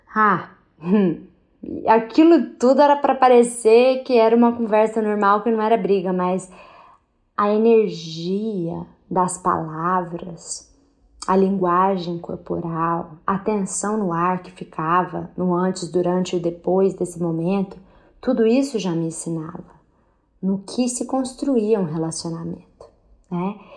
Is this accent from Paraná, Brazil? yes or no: no; Minas Gerais, Brazil; lá na minha terra de Minas Gerais